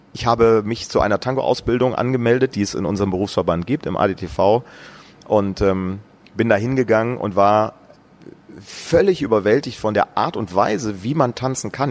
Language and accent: German; Brandenburg, Germany; in meinem Heimatort in Brandenburg